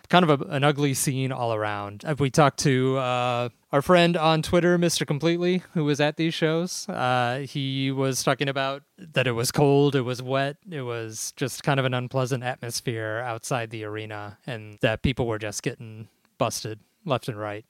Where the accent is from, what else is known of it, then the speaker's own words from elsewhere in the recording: Chicago, Illinois, United States; growing up in Chicago